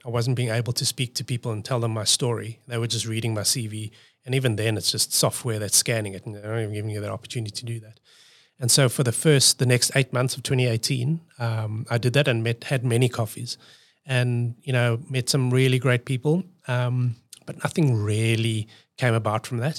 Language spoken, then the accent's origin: English; South Africa; moved away as an adult; now in Australia; I'm coming from South Africa